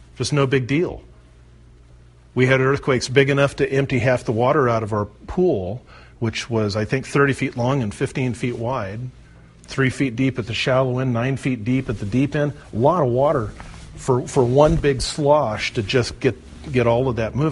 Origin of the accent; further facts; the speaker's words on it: the California coast, United States; I grew up on the California coast where the North American plate meets the Pacific plate